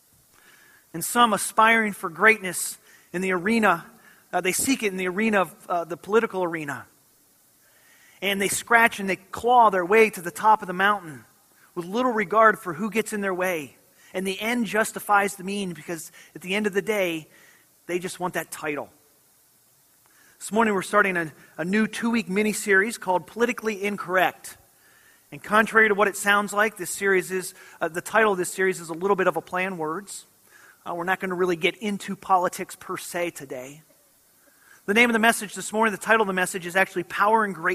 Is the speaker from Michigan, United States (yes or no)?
yes; Michigan, United States; I grew up in Michigan and was from a little town that was right on the shores of Lake Michigan.